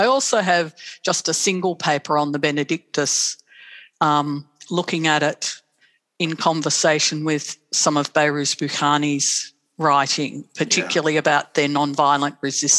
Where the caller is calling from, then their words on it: Melbourne, Victoria, Australia; I'm joining you from Boonwurrung country on in Bayside, Melbourne, Naam.